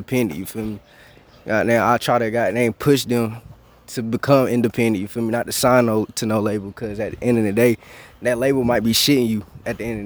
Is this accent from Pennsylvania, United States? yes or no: no; Lexington, North Carolina, United States; I'm originally from Lexington, North Carolina.